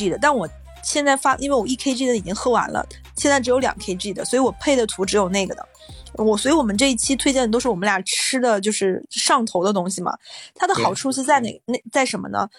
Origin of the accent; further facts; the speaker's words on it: Northeast China, China; moved away; 我的邻居听说我是个东北人，尤其是北方人